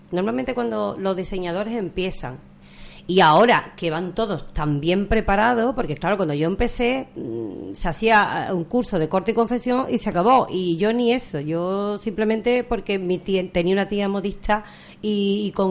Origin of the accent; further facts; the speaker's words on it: Villamanrique de la Condesa, Andalusia, Spain; yo soy más de zona rociera, yo soy de Villamanrique de la Condesa